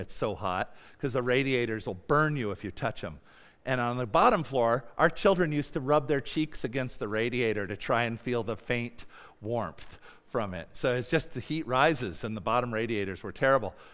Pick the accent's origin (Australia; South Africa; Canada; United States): United States; moved away; also born or lived in Mongolia; I'm an American